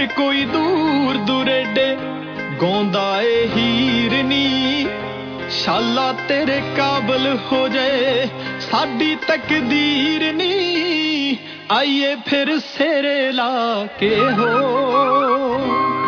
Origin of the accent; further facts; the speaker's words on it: Punjab, India